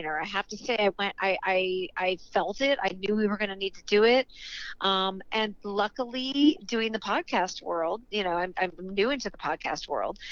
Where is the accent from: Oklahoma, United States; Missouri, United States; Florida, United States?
Missouri, United States; St. Louis; moved away; I grew up in St. Louis, Missouri